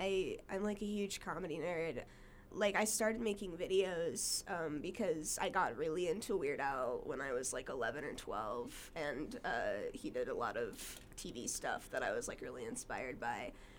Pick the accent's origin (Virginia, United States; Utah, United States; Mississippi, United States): Utah, United States; Brigham City; also born or lived in Las Vegas, Nevada; Well, in as like an adolescent, mostly Brigham City, Utah.